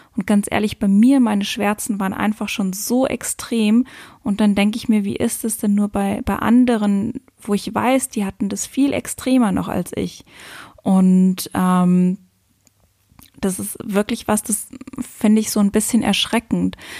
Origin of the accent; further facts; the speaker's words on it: Luxembourg; moved away as an adult; also born or lived in Cape Verde; also ich bin ja aus Luxemburg